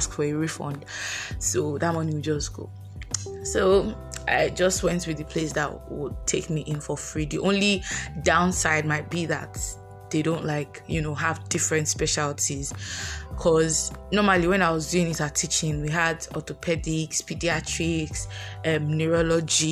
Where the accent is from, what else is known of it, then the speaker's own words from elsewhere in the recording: Lagos, Nigeria; moved away as an adult; also born or lived in Anambra; I was born and brought up in Lagos, so my parents stay in Lagos